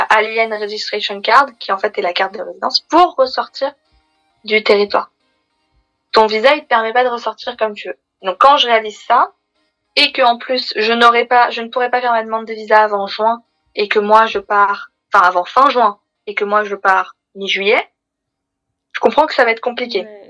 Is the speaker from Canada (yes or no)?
no; Paris, Île-de-France, France; En tant que parisienne